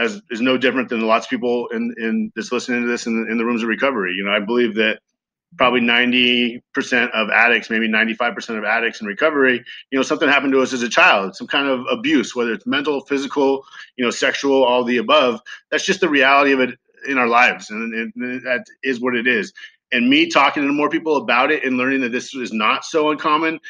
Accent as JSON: {"language": "English", "town": "Ventura", "region": "California", "country": "United States", "tie": "born or raised there", "said": "I grew up in Ventura, California"}